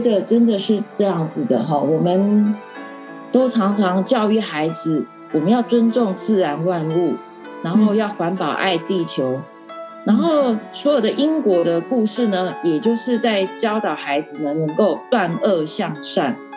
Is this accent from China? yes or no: no; Keelung, Taiwan; 我本身是在那个基隆长大的，嘿嗯。，一，呃，整个童年过程一直到我念大学之前，我都是，呃，在基隆长大的